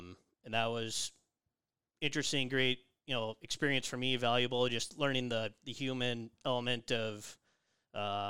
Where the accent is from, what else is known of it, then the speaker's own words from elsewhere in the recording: Rosemount, Minnesota, United States; I grew up in Rosemount playing youth hockey there.